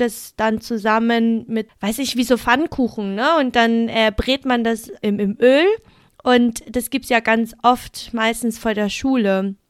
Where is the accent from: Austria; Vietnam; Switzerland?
Vietnam; now in Germany; wir sind ja beide in Vietnam aufgewachsen